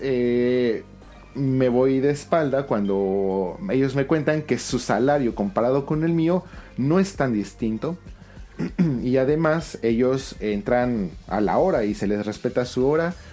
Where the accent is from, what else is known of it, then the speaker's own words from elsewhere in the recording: Mexico City, Mexico; moved away as an adult; also born or lived in Celaya / Nagoya / Osaka / Kyoto; now in Fukuoka, Japan; yo soy de la Ciudad de México, pero pues, me tengo que ir a vivir a este al Bajío por este trabajo